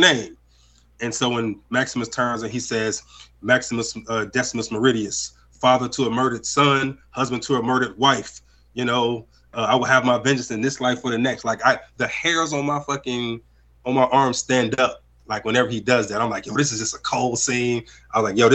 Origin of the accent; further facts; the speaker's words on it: Chicago, Illinois, United States; I'm from Chicago